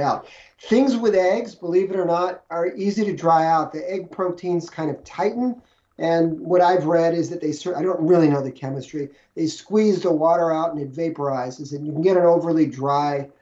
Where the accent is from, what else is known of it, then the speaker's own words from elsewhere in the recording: New York City, New York, United States; moved away as an adult; also born or lived in Minneapolis; I grew up in New York City